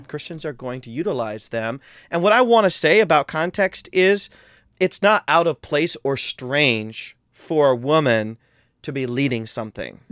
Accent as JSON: {"language": "English", "region": "Midwest", "country": "United States", "said": "we're both from the Midwest"}